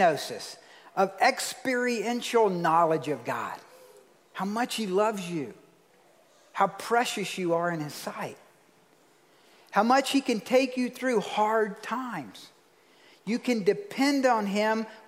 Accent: Georgia, United States; I'm from Georgia

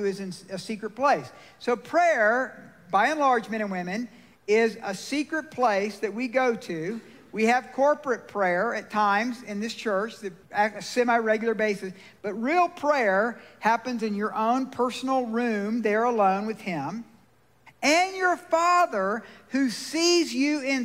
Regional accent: Georgia, United States; now in Colorado, United States; I'm from Georgia

